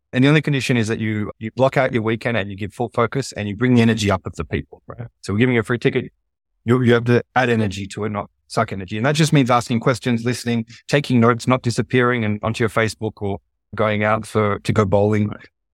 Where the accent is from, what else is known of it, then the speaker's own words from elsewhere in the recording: Australia; accent: Australian; Australia, my home country, which you can probably tell from my accent